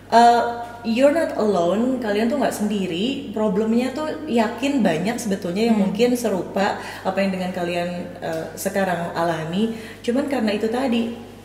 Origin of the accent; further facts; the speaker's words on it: Cimahi, West Java, Indonesia; moved away; ibu saya di Cimahi lagi-lagi di kota kelahiran saya